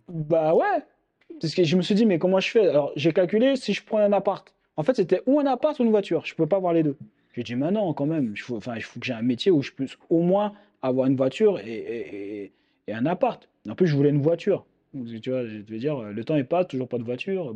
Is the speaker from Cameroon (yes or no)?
no; Île-de-France, France; je viens de l'île de France